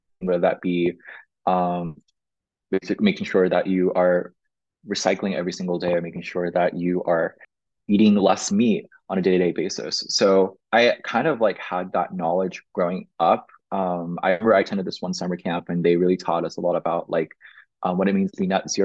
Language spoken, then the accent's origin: English; Flower Mound, Texas, United States; I grew up in Dallas, Texas